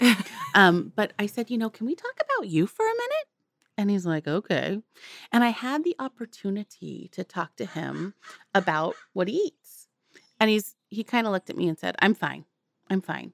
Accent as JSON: {"language": "English", "town": "Santa Cruz", "region": "California", "country": "United States", "tie": "born or raised there", "said": "I, um, was born and raised in Santa Cruz, California"}